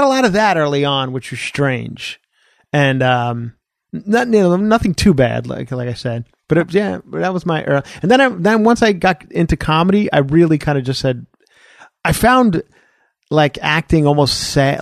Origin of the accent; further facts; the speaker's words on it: Ronkonkoma, New York, United States; moved away as an adult; now in Studio City, United States; Grew up on Long Island, born and raised on Long Island